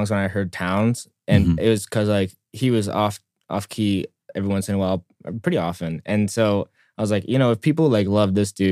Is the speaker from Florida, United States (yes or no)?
no; Oakland, California, United States; born there; also born or lived in San Diego / Shanghai; yeah, so I was I was born in California. I was born in Oakland. Um, lived there for